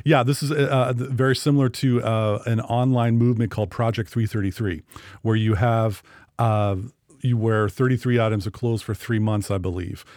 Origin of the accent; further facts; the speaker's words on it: Sequim, Washington, United States; my hometown